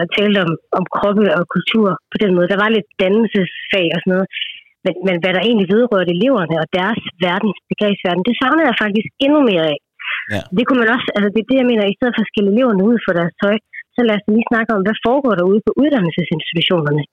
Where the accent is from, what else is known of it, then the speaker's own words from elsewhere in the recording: India; now in Denmark; nu kommer jeg fra Indien oprindeligt